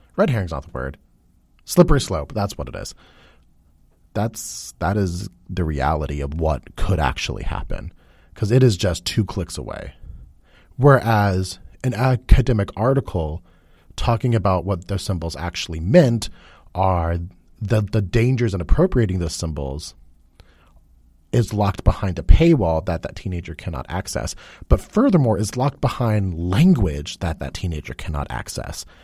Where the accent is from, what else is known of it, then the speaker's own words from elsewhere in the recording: United States; I am an American